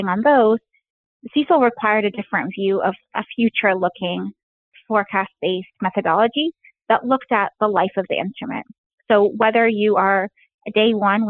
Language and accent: English; Alexandria, Alexandria Governorate, Egypt; moved away; I grew up in Alexandria, Egypt